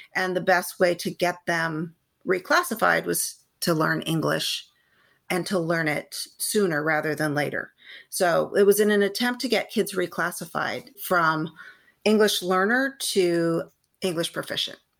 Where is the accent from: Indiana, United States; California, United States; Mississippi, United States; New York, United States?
California, United States; San Gabriel Valley; I am a California native. I grew up in the San Gabriel Valley